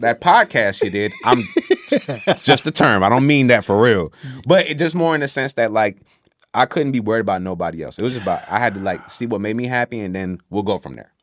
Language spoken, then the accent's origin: English; Newport News, Virginia, United States; also born or lived in Washington, D.C. / Oxford, North Carolina / Saint Thomas; now in Petersburg, Virginia, United States; I'm from Newport News, Virginia